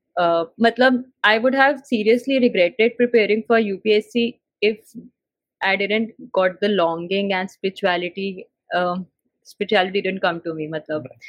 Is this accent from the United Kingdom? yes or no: no; Delhi, India; I'm born and brought up in Delhi